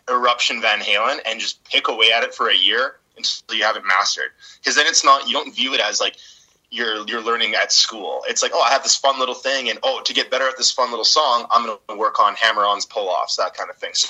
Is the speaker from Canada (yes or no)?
yes; Edmonton, Alberta, Canada; growing up in Northside Edmonton